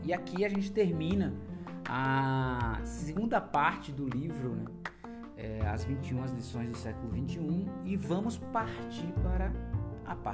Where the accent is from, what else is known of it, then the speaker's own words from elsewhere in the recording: Brazil; Eu mesmo tive conflito direto com russos né? por causa disso, porque eu tinha o meu hábito, como brasileiro a gente é muito mais, eu diria assim, aberto, muito mais tranquilo.